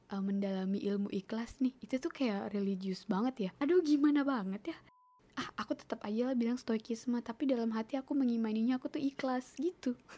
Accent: Toraja or Enrekang, South Sulawesi, Indonesia; bahasa Toraja apa bahasa Enrekang ya pokoknya bahasa bahasa rumah aku lah bahasa kampung aku

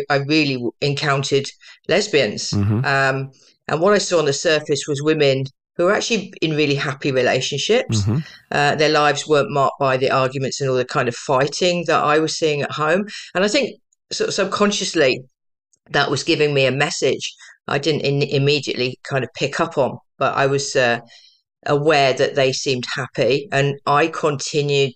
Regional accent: Tunbridge Wells, South East England, United Kingdom; also born or lived in Bournemouth; So originally I was born in Bournemouth, but just before my fifth birthday, we moved to Tunbridge Wells

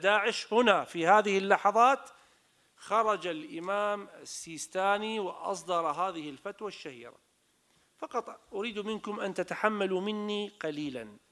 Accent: Iraq; انا كمواطن عراقي

